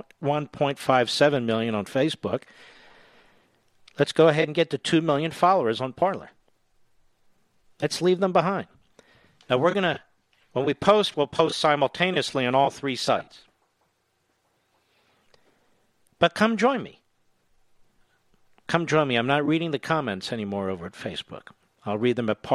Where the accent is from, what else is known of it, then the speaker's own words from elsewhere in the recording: Pennsylvania, United States; I'm from Pennsylvania